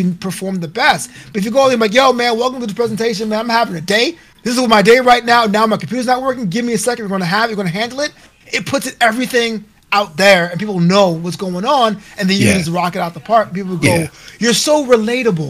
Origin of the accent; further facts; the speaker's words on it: Brooklyn, New York, United States; now in Los Angeles, United States; it's my hometown. Only able to go back to Brooklyn